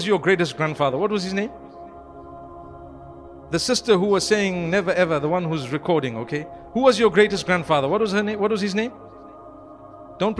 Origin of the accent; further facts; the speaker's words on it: Zimbabwe; I come from Zimbabwe